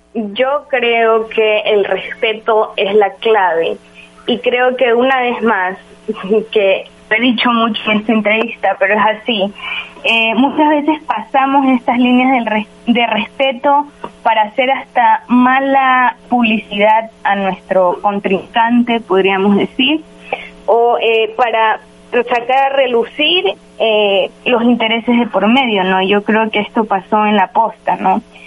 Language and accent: Spanish; Ecuador; como ecuatorianos